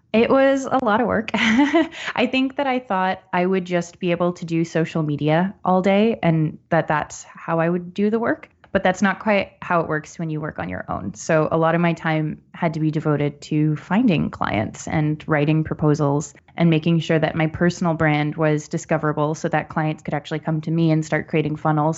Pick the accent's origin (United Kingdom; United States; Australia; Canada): Canada; Barrie, Ontario; also born or lived in Ottawa; I was born in Ottawa, but I grew up outside of Barrie, so north of Toronto.